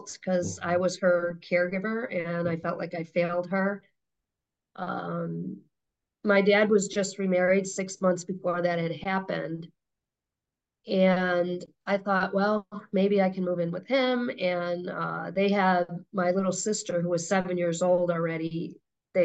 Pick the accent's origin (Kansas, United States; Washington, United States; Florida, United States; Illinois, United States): Illinois, United States; Chicago; I was born in Chicago